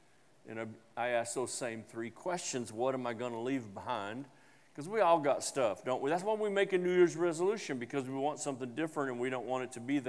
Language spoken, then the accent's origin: English; Tennessee, United States; and I'm from Tennessee, and I guarantee you there'll be a jubilee in 23.